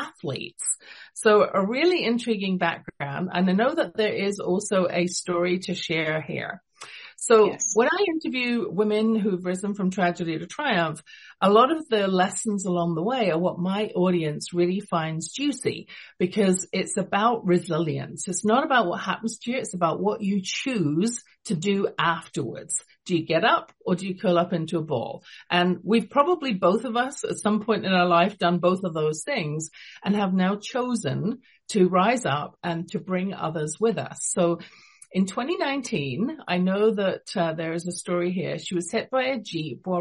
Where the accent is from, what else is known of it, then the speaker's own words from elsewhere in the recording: London, United Kingdom; also born or lived in England; now in Calgary, Canada; You can tell from my accent, I wasn't born in Canada. I was born in London, England